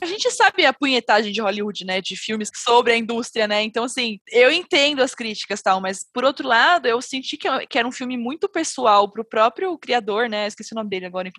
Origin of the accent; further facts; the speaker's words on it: Brazil; eu sou brasileira